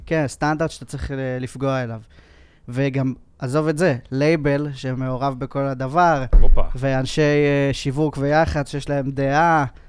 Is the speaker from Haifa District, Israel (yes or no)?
no; Kfar Saba, Central District, Israel; אני התחלתי כמו כולם, אה, גיטריסט כזה, אתה יודע, בלהקות, בכפר סבא